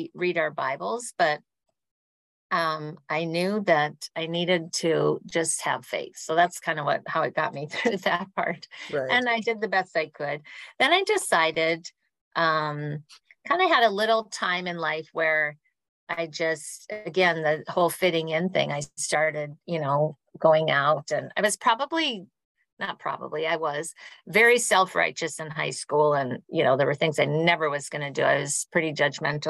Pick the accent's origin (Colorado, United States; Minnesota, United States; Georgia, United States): Minnesota, United States; moved away; I grew up in Minnesota